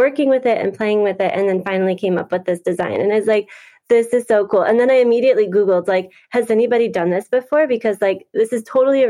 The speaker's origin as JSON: {"language": "English", "region": "Wisconsin", "country": "United States", "tie": "born or raised there", "said": "I have been born and raised in Wisconsin and there's lots of lakes here"}